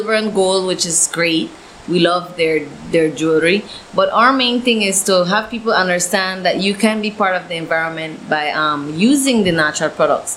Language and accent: English; Caye Caulker, Belize District, Belize; my hometown. So I've been working with the Caye Caulker BTAA